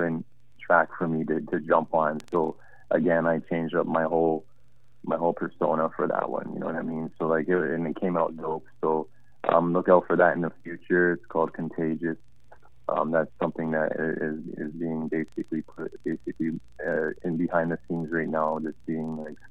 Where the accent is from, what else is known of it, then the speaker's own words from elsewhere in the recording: Canada; As a Canadian artist, I think this is pretty much like I'd be the only Canadian artist that's making this move